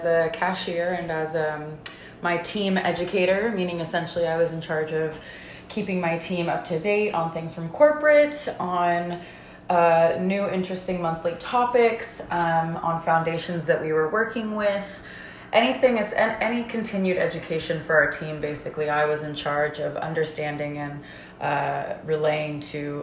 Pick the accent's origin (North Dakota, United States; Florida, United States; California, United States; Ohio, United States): California, United States; Concord; also born or lived in Martinez, California / Bay Area; now in Monterey, United States; I'm originally from the Bay Area, and I keep it vague like that because I've lived all over the Bay Area and have spent a very decent amount of time in every section of it, but I technically grew up between Concord and Martinez, California in Contra Costa County of the East Bay.